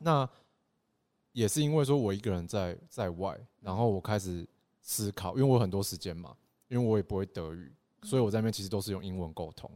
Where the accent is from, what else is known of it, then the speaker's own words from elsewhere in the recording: Taitung, Taitung County, Taiwan; moved away as an adult; also born or lived in Taipei; 我们台东人活在这个土地上面